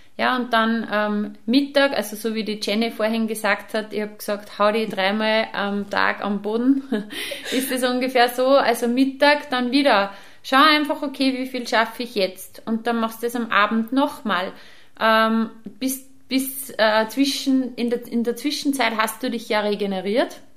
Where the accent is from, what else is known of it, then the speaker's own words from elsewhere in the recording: Upper Austria, Austria; bei uns in Oberösterreich